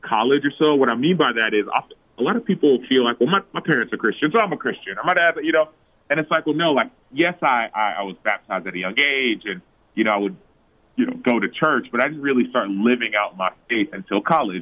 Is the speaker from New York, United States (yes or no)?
no; Dallas, Texas, United States; I am from Dallas, Texas. My parents are from Nigeria, actually, and so they were born and raised over there, came to America, and I've been in Texas the last, I don't know, I was born and raised in Texas